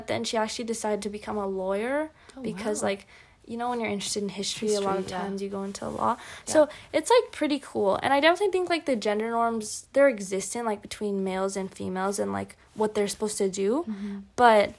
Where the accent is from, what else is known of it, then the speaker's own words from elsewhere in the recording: United States; also born or lived in China; I've basically grown up, even though I was born in China, I've grown up, like, in America.